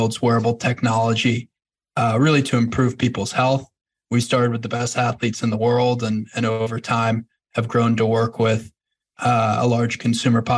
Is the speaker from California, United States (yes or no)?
no; North Shore of Long Island, New York, United States; I grew up on North Shore of Long Island.